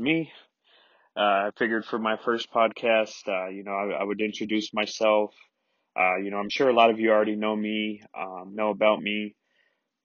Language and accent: English; Denver, Colorado, United States; born and raised in Denver, Colorado, 28 years. I lived here my whole life